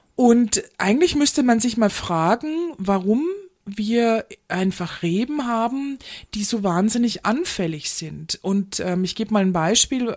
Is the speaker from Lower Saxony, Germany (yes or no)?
no; Munich, Bavaria, Germany; ich komme aus München